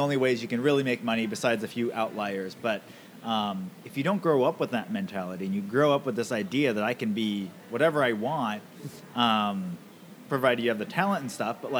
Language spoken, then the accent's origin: English; Camano Island, Washington, United States; I grew up on Kamehameha